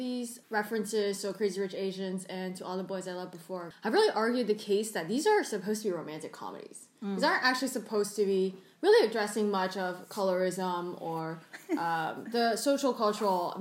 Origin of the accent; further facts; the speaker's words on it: the South, United States; first language Cantonese; I grew up in the South.